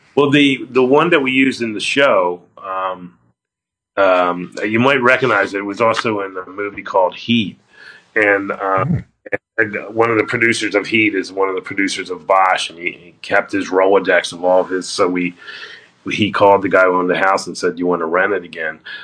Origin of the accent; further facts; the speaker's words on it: Florida, United States; moved away; also born or lived in New York; I grew up in Florida and uh, went University of Florida